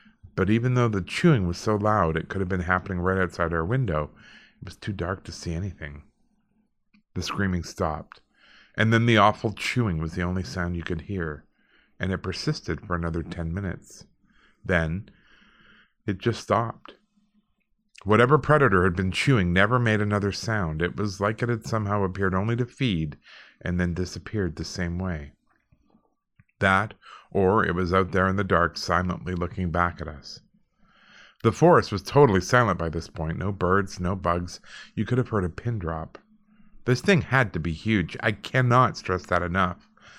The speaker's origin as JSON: {"language": "English", "region": "Alberta", "country": "Canada", "tie": "born or raised there", "said": "I grew up in Alberta, you know, and we were pretty close to a lot of rural people, and they just didn't lock their doors."}